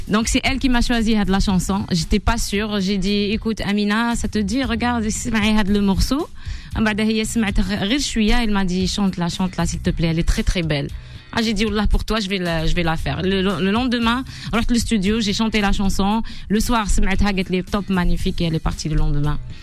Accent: Bouira, Bouira Province, Algeria; also born or lived in Tezmelt, Béjaïa; j'ai grandi euh, à Bouira, mais d'origine, on est de Tezmelt, Bjaya

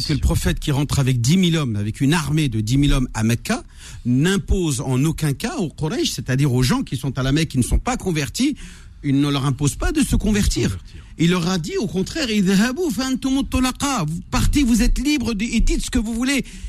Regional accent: Algeria; je suis aussi algérien

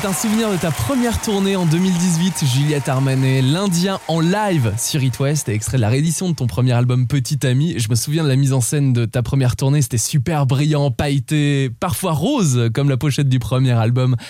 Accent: France; chez nous en France

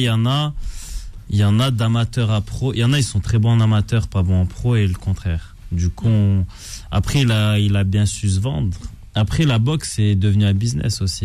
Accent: France; moved away as an adult; also born or lived in Canada; Moi, j'ai quitté la France euh, il y a 12 ans maintenant.

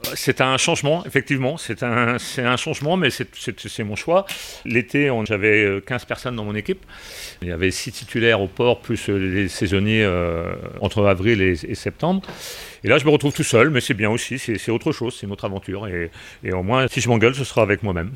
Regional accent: Belle-Île-en-Mer, Brittany, France; moved away as an adult; je suis originaire de, de Belle-Île

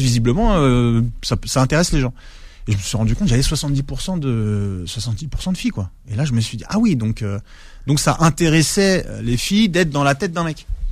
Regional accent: Ivry-sur-Seine, Île-de-France, France; also born or lived in Alfortville; j'ai grandi en fait, euh, j'ai grandi à Ivry

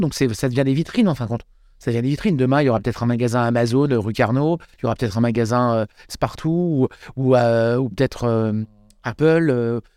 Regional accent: Annecy, Auvergne-Rhône-Alpes, France; moved away as an adult; also born or lived in Lyon; je suis parti d'Annecy pendant 10 ans. Donc je suis parti à Lyon.

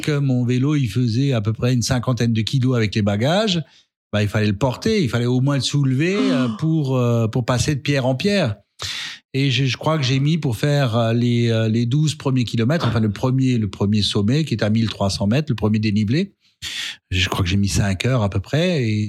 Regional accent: Alsace, Grand Est, France; also born or lived in Strasbourg; je suis strasbourgeois j'aime Strasbourg j'aime ma culture j'aime mes racines puisque je suis de Athènes et je vais encore régulièrement voir ma mère dans mon village à Athènes

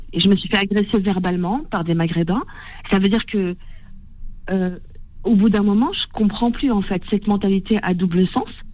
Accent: Tunisia; je suis tunisienne

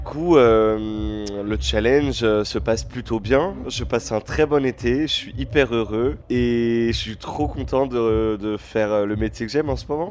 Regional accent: Créteil, Île-de-France, France; Il y a Créteil Soleil, là où j'ai grandi

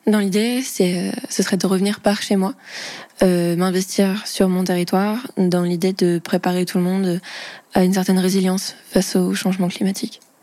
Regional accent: Vendée, Pays de la Loire, France; born or raised there

